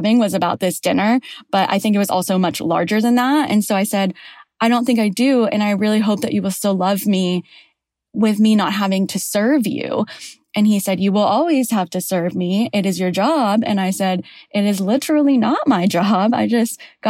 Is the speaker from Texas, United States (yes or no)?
yes; Houston, Texas, United States; English is a second language; moved away as an adult; now in Atlanta, United States; I'm from Houston, Texas, currently living in Atlanta, Georgia.